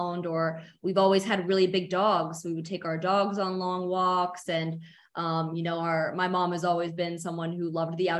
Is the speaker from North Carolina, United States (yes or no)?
no; New York City, New York, United States; I grew up in New York City as well